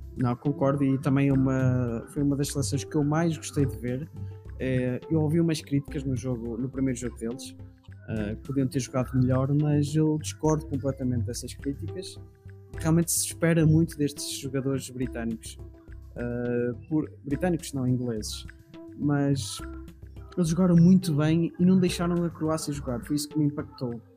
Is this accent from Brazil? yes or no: no; Portugal; eu como português